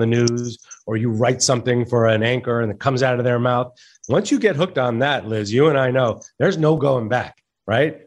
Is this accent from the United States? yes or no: yes; Santa Fe, New Mexico, United States; I grew up in Santa Fe, New Mexico, which is a great restaurant town